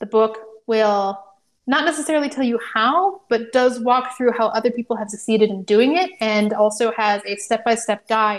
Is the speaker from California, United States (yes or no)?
yes; California, United States; born there; You know, I was born in California. We live near the coast.